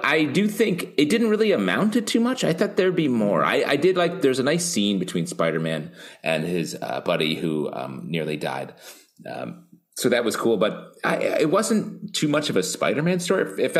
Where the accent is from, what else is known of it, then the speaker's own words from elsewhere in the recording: New York, United States; as a New Yorker